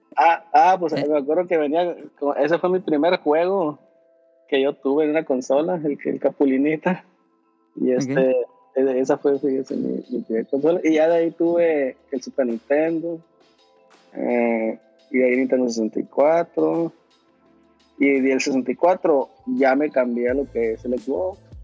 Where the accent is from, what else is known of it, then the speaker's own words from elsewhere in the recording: Los Mochis, Sinaloa, Mexico; moved away as an adult; now in San Francisco, United States; Yo soy de Los Mochis, Sinaloa